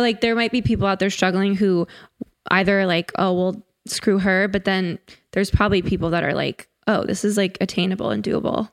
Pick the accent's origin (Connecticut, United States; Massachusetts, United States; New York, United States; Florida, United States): Connecticut, United States; I grew up in Connecticut